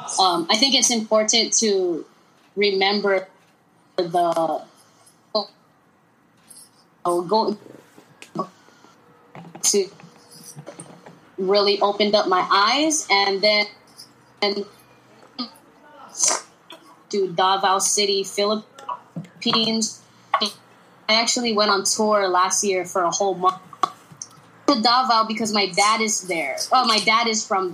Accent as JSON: {"language": "English", "region": "Hawaii", "country": "United States", "said": "I'm straight up, like, Filipino. But I'm from Hawaii."}